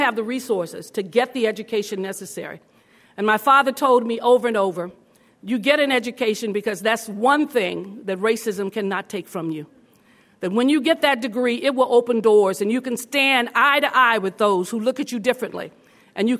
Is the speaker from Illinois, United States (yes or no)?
no; Los Angeles, California, United States; When you're born in the projects of Los Angeles, in the Pueblos